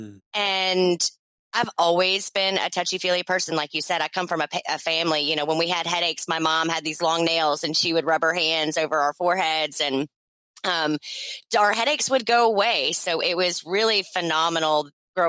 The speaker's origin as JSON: {"language": "English", "town": "Memphis", "region": "Tennessee", "country": "United States", "tie": "born or raised there", "moved": "yes", "lives_now": "St. Petersburg, United States", "said": "born and raised in Memphis, Tennessee"}